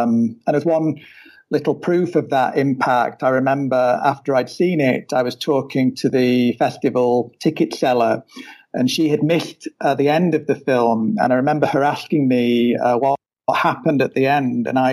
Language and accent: English; United Kingdom; being British myself